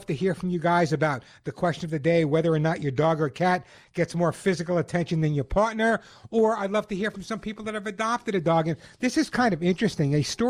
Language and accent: English; Santa Monica, California, United States; You know, there's a very, very large English population in my hometown of Santa Monica.